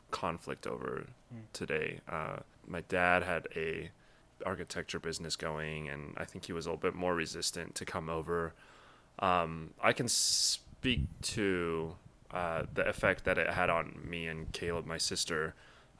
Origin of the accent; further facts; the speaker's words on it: Littleton, Colorado, United States; also born or lived in Taiwan / Indiana; now in St. Louis, United States; I grew up in Lily White, Littleton, Colorado